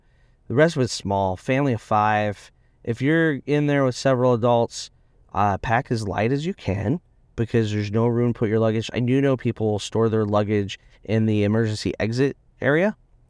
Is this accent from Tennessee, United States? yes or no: no; Indiana, United States; I grew up in Indiana.